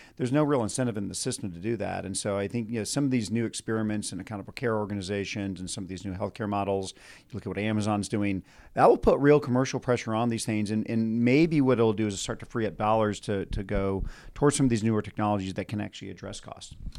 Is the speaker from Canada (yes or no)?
no; Austin, Texas, United States; I'm from Austin